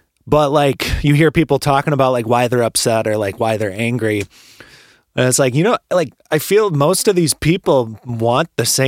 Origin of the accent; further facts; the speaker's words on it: Minneapolis, Minnesota, United States; we're from Minneapolis. So like we were right here when our city was burning to the ground that one night.